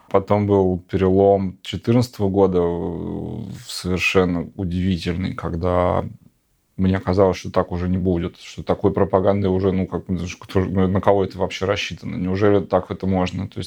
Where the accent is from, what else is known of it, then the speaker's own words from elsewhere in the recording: Siberia, Russia; now in Moscow, Russia; Я говорю, я вообще из Сибири, я вообще, ну, был в Беларуси полтора года назад, там, три дня. Но, как бы, я сам в Москве